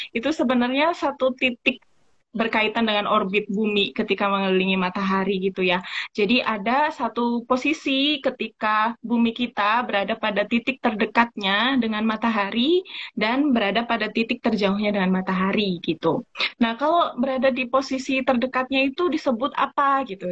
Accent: East Java, Indonesia; moved away; saya asalnya dari Jawa Timur

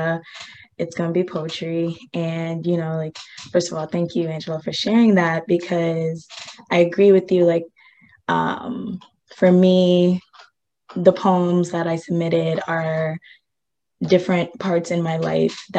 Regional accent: Ghana; I'm from Ghana, West Africa

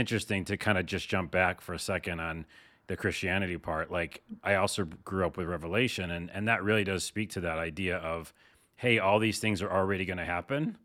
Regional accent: East Coast, United States; I'm from the East Coast

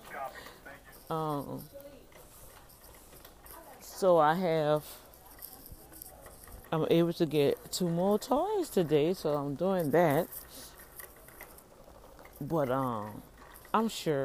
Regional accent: New Orleans, Louisiana, United States; now in Houston, United States; I'm really from New Orleans

